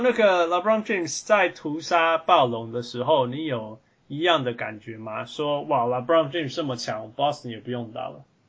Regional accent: Taiwan; 我们台湾

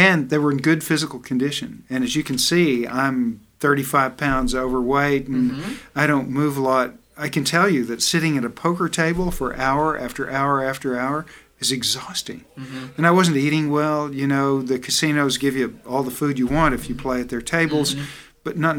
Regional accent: the South, United States; You know, Fred, I'm from the South, and I like the food I eat.

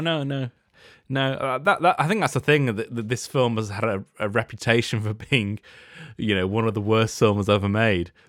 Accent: United Kingdom

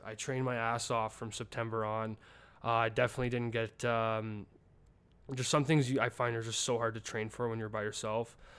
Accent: Calgary, Alberta, Canada; born or raised there; moved away as an adult; now in Birmingham, United States

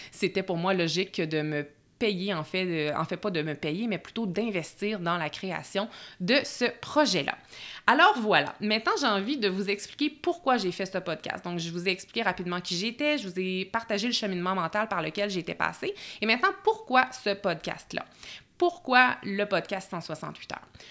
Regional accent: Bois-Francs region, Quebec, Canada; moved away as an adult; now in Lac-Beauport, Canada; je suis euh, native de la région des Bois-Francs

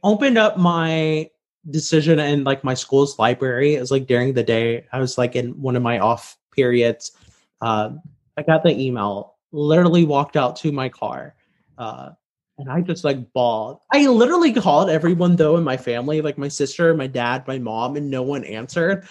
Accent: Louisiana, United States; moved away as an adult; also born or lived in Chicago; now in Washington, D.C., United States; I'm from Louisiana

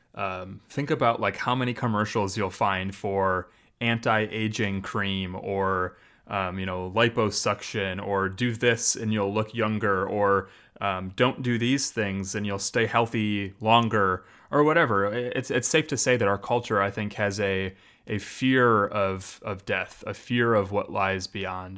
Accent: Janesville, Wisconsin, United States; Janesville, which is technically my hometown

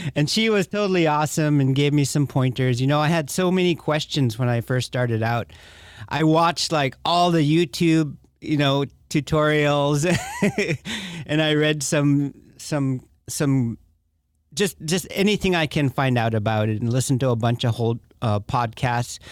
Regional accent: Bethel, Alaska, United States; I was born and raised in Bethel, Alaska

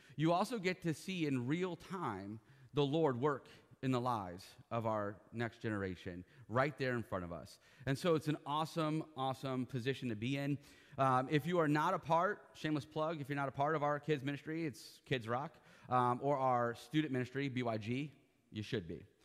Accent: Ohio, United States; now in Florida, United States; I was born in Ohio. I am a true and true Buckeye

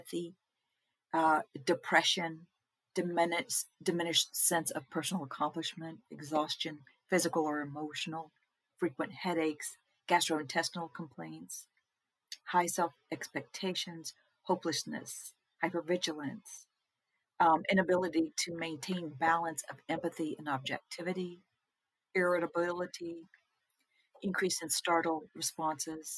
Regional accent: Texas, United States; we're from Texas

